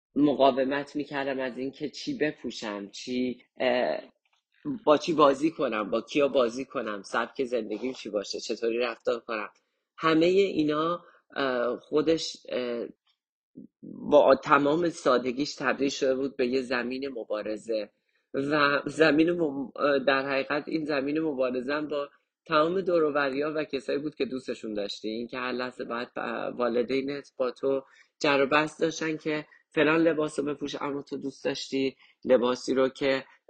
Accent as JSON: {"language": "Persian", "town": "Kermanshah", "region": "Kermanshah Province", "country": "Iran", "tie": "born or raised there", "also_born_or_lived": "Tehran", "moved": "as an adult", "lives_now": "Canada", "said": "زمان جنگ تهران ما کرماشا زندگی میکنیم و کرماشا یک سال آخر جنگ"}